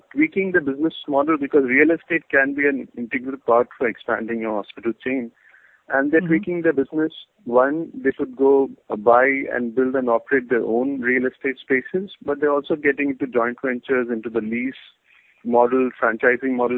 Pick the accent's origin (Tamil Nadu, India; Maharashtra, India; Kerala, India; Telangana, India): Kerala, India; near Kochi; This is near Kochi. I mean, not exactly Kochi, but my hometown. Yeah, in Kerala